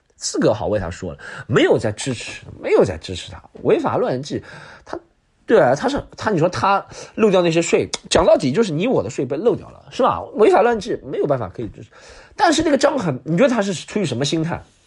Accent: Subei, Jiangsu, China; now in Shanghai, China; 苏北我的故乡

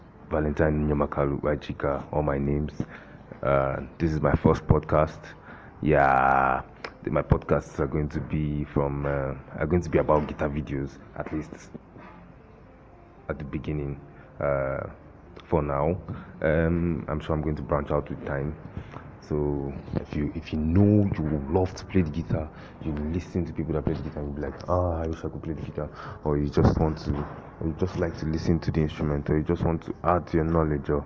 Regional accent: Abia, Nigeria; also born or lived in Lagos; now in Owerri, Nigeria; I am from Abia. I live in Owerri, but right now I'm in Lagos.

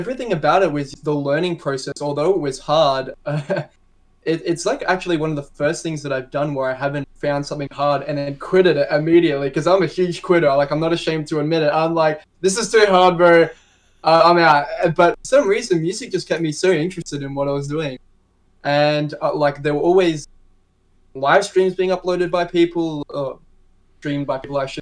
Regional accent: Melbourne, Victoria, Australia; I'm from Melbourne, Australia, and I make bass music

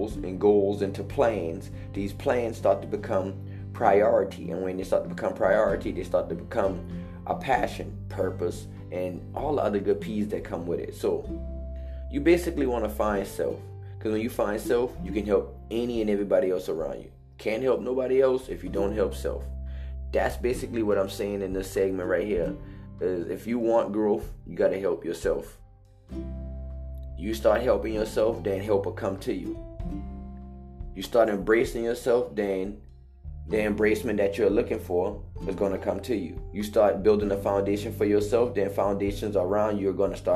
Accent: Hollywood, South Carolina, United States; I come from Hollywood, South Carolina, Highway 162, 6611, the bottom.

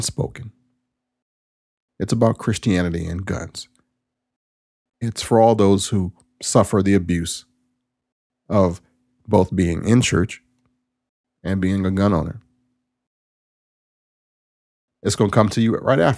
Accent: United States; I am from East Carolina, that whole southern tidewater area of Virginia, where pork barbecue rules.

